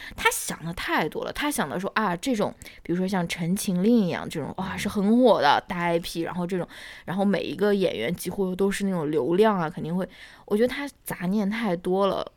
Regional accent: northern China, China; 我是一个北方人

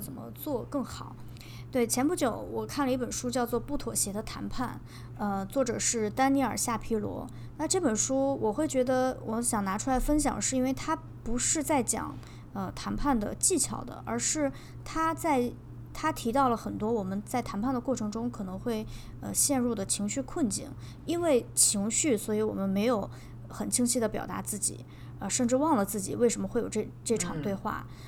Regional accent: northern China, China; 因为我，我是一个北方人嘛，但是我很喜欢吃甜豆花

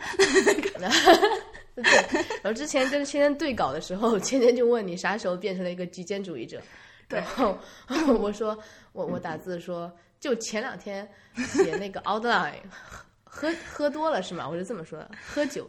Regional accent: China; moved away; also born or lived in United States; 我们中国人

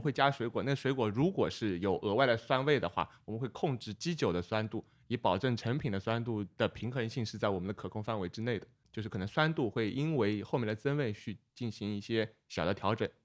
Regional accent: Hangzhou, Zhejiang, China; now in Tianjin, China; 虽然我在天津，但是我是一个杭州人

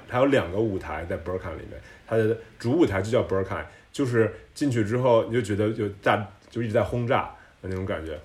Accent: Tianjin, China; also born or lived in Shanghai, China / New York, United States / Sweden / France; now in Berlin, Germany; 我们天津人其实很保守

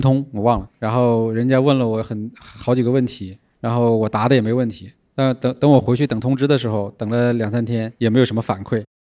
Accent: Northeast China, China; moved away as an adult; also born or lived in Guangzhou; now in Shenzhen, China; 我从东北来南哦。方，第一个落脚的地方也是广州

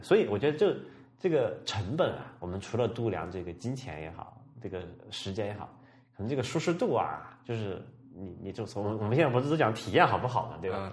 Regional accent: Sichuan, China; moved away; 我老家是在这个四川的，我经常讲过哈，四川一个很，很偏远的一个小城的

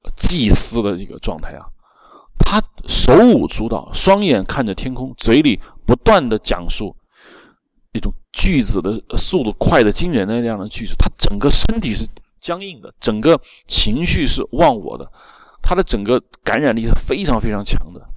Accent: China; 我们中国人

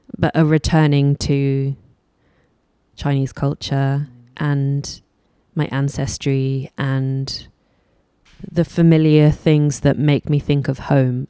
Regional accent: London, United Kingdom; I was born in London

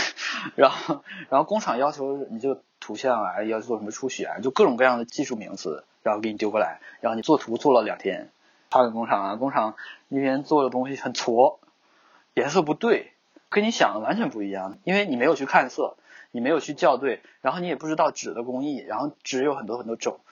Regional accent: China; 刚好我是中国人呢，所以我在做这方面的东西呢，就会很考虑本土化

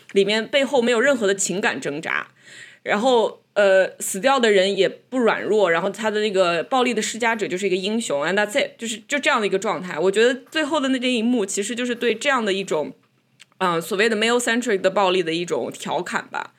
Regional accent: China; 虽然我们在中国长大

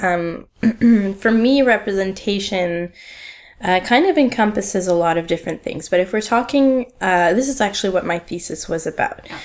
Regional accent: Ottawa, Ontario, Canada; moved away as an adult; now in Montreal, Canada; I grew up in Ottawa, which is a, a small city two hours away from Montreal in a different province in mm-hmm. Ontario

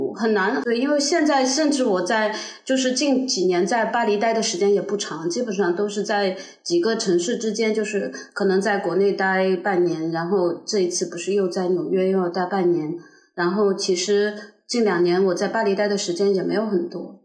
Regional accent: China; 我是一个中国人

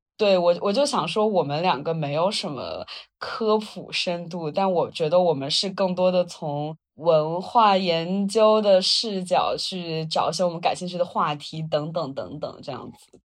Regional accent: Wuhan, Hubei, China; 我在长江中下游平原长大

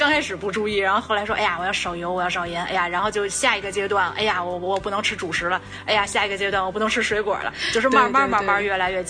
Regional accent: Beijing, China; moved away; 我我是北京人，从小在北京

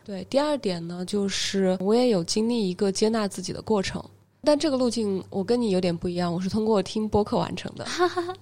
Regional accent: Hubei, China; now in Shenzhen, China; 我是湖北人

